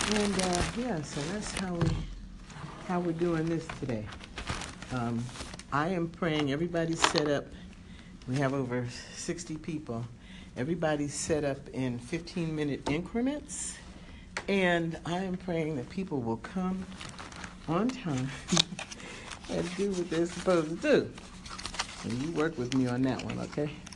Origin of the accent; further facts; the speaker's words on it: New Jersey, United States; moved away as an adult; also born or lived in upstate New York; now in California, United States; was born and raised in New Jersey, and I went to undergrad in upstate New York